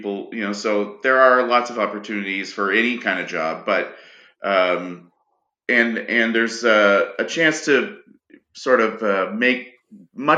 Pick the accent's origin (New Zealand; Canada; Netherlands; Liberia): Canada; Ayr, Ontario; also born or lived in Whitehorse, Yukon; now in Iqaluit, Canada; I grew up in Ontario, mostly in southwestern Ontario. A town called Ayr was where I spent most of my time